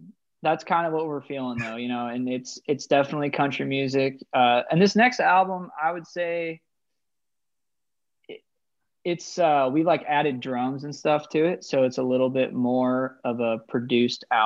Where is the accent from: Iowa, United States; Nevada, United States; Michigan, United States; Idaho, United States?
Idaho, United States; I'm just from the Rockies. So I'm from the Great White North, basically all the way up here in Idaho.